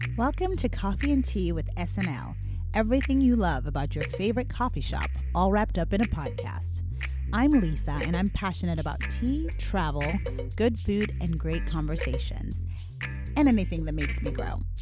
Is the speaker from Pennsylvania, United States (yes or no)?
yes; Philadelphia, Pennsylvania, United States; being a Philadelphian